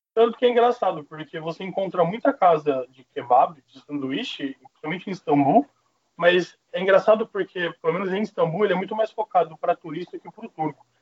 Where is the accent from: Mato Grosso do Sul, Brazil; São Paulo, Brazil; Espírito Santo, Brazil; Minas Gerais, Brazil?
Mato Grosso do Sul, Brazil; moved away; no Mato Grosso do Sul, que é onde eu fui criado